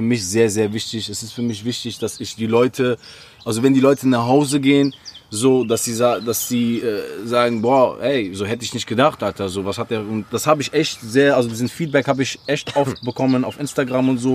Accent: Oran, Oran Province, Algeria; also born or lived in Gladenbach, Germany; now in Germany; ich komme aus Oran, Bruder. Das ist eine 3-Millionen-Stadt

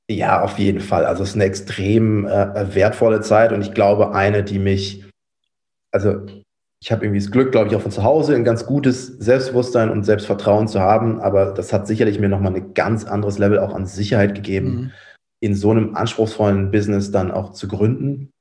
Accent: Cologne, North Rhine-Westphalia, Germany; ich bin tatsächlich in Köln geboren, aufgewachsen

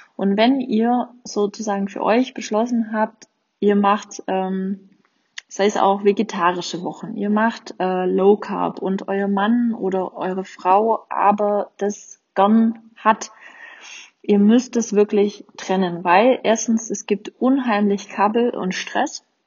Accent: Swabia, Germany; accent: Swabian; ich komme ja aus dem Schwabeländle

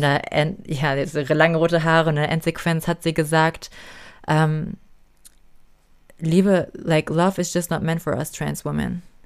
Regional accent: Germany; ich bin hier geboren, ich bin dankbar dafür, ich bin, ich bin Deutsche

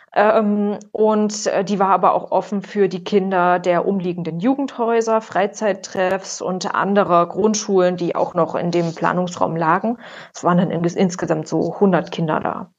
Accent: Erfurt, Thuringia, Germany; ich komme ursprünglich auch aus Erfurt

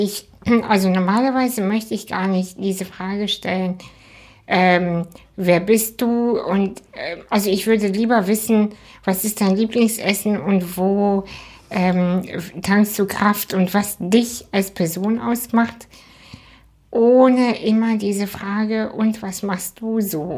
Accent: Hamburg, Germany; ich bin ja in Hamburg auch aufgewachsen

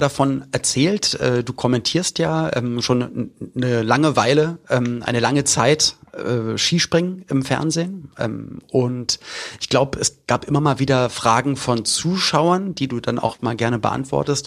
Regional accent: Berlin, Germany; Ich bin in West-Berlin aufgewachsen, also war in den 90ern jugendlich in West-Berlin

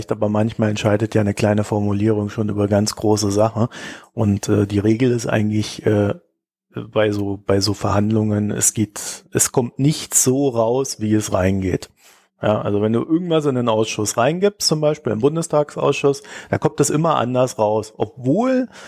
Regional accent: East Germany, Germany; ja, ihr wisst ja, ich komme ja aus der DDR. Wir hatten ja immer Bananenmangel.

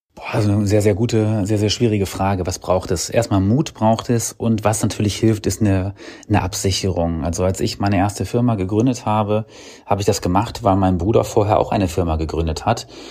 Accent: Lower Saxony, Germany; ich bin gebürtiger Niedersachse ähm, oder aus Niedersachsen

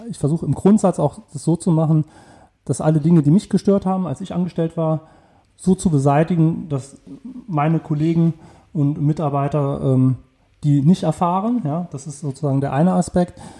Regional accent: Saarland, Germany; Ich bin ähm, im Saarland aufgewachsen, bin zum Studium weggegangen, war 16 Jahre weg und bin halt wegen der Familienentscheidung zurückgegangen.

